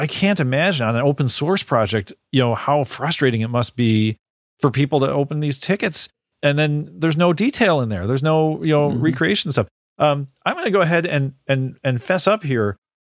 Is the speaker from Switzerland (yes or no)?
no; Chicago, Illinois, United States; Like and growing up in the Chicago area. I've had this stuff my whole life.